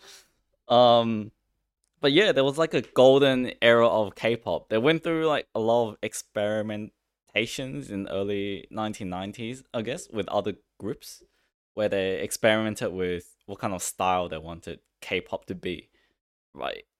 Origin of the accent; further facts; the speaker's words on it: China; I was born in China